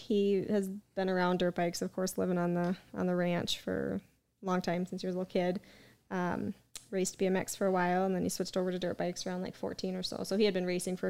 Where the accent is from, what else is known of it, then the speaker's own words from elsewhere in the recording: Black Hills, South Dakota, United States; I'm from here. I've been in the area in Black Hills all my life